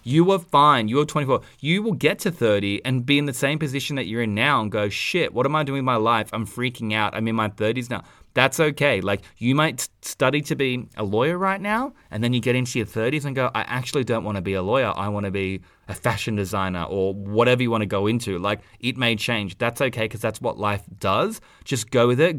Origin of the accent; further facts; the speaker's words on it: Australia; accent: Aussie; our accents 'cause we're Aussie